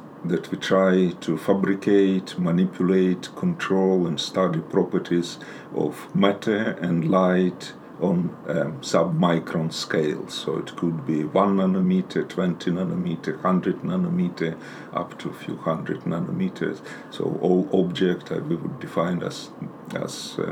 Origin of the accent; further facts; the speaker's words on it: Ukraine; moved away as an adult; also born or lived in Moscow, Russia / Denmark / Germany / United States; now in London, United Kingdom; Originally, I'm from Ukraine